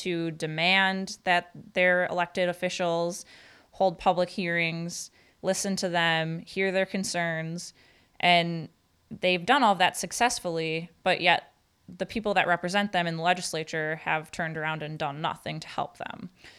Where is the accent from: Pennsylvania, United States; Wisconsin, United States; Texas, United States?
Wisconsin, United States; Marinette; Yes, I am from Marinette. I get to talk about this professionally and personally.